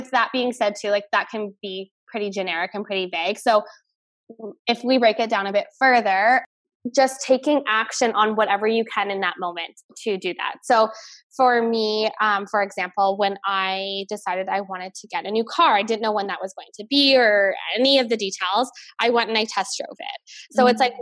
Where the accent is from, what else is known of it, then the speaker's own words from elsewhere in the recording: Canada; I'm Canadian